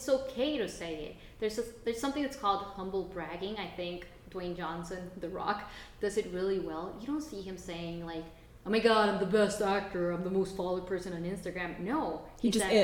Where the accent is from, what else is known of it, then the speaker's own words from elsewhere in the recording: Costa Rica; English is a second language; we grew up in Costa Rica? Growing up in Latin America